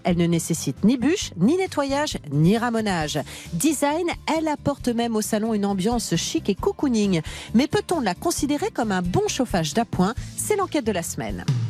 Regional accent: Normandy, France; je suis normande

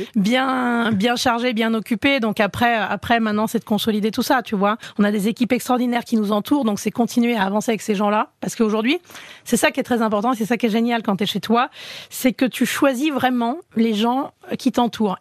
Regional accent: Enghien-les-Bains, Île-de-France, France; je viens d'Anguin-les-Bains

